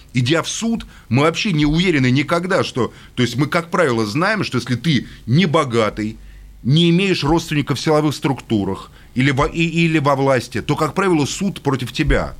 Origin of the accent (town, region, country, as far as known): Russia